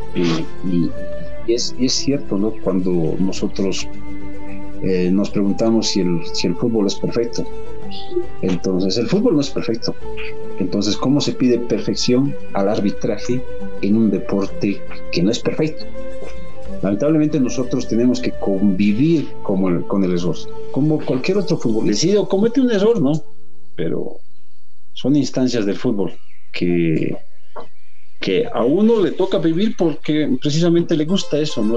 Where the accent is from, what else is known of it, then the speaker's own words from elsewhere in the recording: Bolivia; nosotros como bolivianos